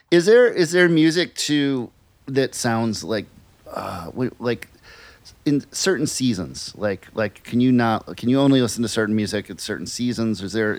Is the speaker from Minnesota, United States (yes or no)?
yes; Minneapolis, Minnesota, United States; now in Brooklyn, United States; I'm from Minneapolis, but I'm in Brooklyn